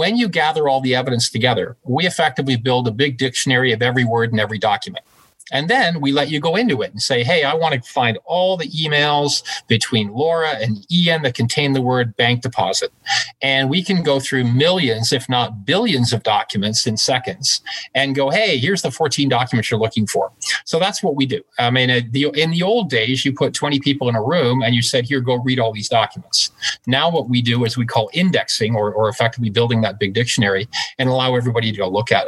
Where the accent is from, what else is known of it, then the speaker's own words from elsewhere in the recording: Glasgow, Scotland, United Kingdom; also born or lived in Canada; now in Toronto, Canada; I was actually born in Glasgow, Scotland.